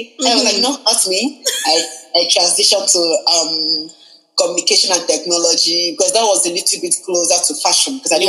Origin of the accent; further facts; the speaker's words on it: Nigeria; now in Vancouver, Canada; I'm a Nigerian girl and our names are usually very long.